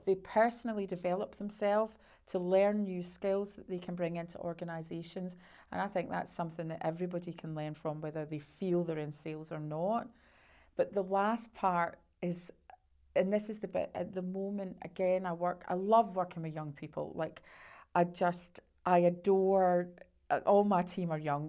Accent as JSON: {"language": "English", "region": "Scotland", "country": "United Kingdom", "said": "being Scottish"}